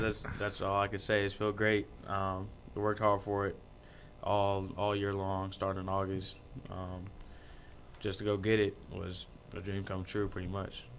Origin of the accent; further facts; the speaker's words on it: Manhattan, Kansas, United States; I'm from Manhattan, so Kansas State's there